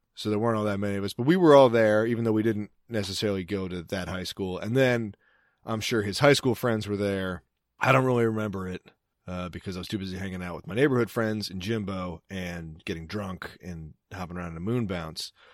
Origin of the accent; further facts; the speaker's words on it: Cecil County, Maryland, United States; I'm from Cecil County